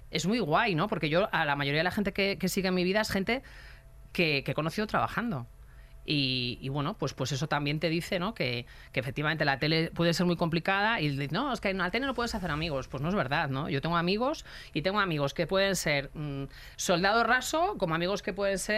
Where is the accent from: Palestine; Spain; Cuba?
Spain; Galicia; moved away; yo, una persona que, que, que llegué de Galicia sin amigos, sin familia, eh, súper difícil los inicios